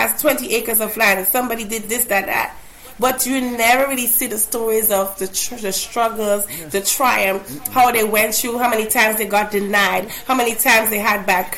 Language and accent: English; Grenada; I'm pronouncing it as if it's an A, because I'm from Grenada.